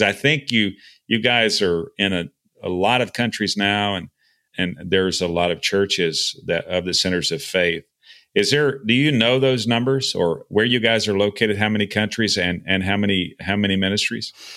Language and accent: English; Texas, United States; moved away as an adult; I was, you know, born and raised in Texas. I lived outside for a number of years, and I'm living, you know, back in Texas now